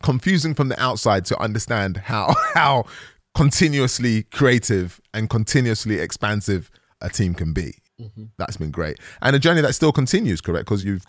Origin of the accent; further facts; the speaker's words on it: Bulgaria; Because I'm from Bulgaria and I'm not really sure, we like eating fish on a Sunday and you guys don't really get it